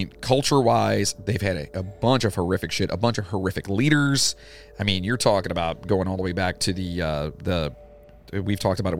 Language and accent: English; United States; I'm American.